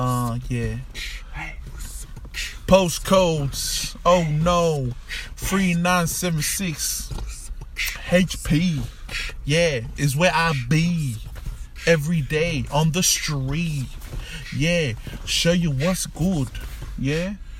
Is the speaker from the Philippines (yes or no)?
no; Melbourne, Victoria, Australia; I'm from the southeast. Yeah. I rip Melbourne and Australia. Yeah. I'm from Australia. And we have heaps of kangaroos.